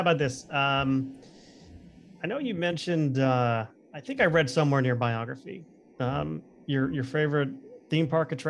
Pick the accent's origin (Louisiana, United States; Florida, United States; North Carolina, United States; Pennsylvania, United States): Florida, United States; South; I grew up in South Florida.